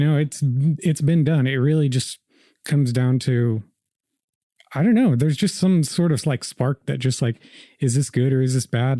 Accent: Slaughterville, Oklahoma, United States; also born or lived in Riverside, California; I was born in California, in Riverside, and, uh, I moved to Oklahoma when I was like seven, just like in the year two thousand. And, uh, I moved to Slaughterville, Oklahoma, out south of Noble

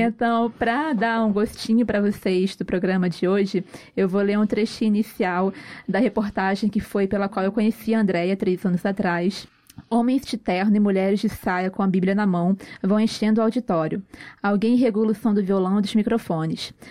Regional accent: Rio de Janeiro, Brazil; a gente é carioca

